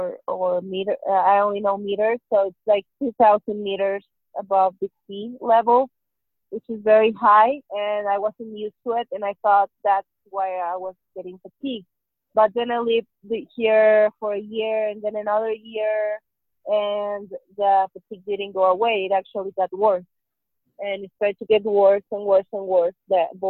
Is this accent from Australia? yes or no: no; Hermosillo, Sonora, Mexico; now in Mexico City, Mexico; I am originally from Hermosillo, Sonora, which is 3 hours away from the Arizona border, but I currently live in Mexico City.